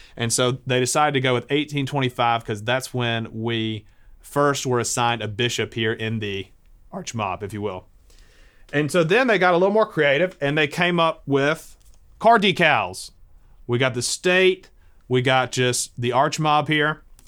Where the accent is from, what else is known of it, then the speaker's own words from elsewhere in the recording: the South, United States; also born or lived in Mobile, Alabama; us as Southerners